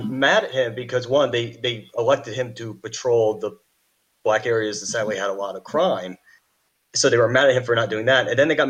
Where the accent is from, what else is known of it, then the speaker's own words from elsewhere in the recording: Charlotte, North Carolina, United States; Charlotte, North Carolina, is my hometown.